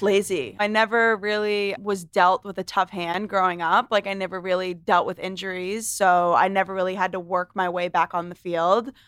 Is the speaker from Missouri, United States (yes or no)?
no; Londonderry, New Hampshire, United States; also born or lived in Manchester, New Hampshire; I was raised in Lundare, New Hampshire